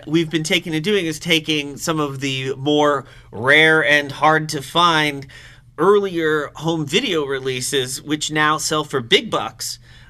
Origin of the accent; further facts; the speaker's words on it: outside New York, United States; I grew up outside New York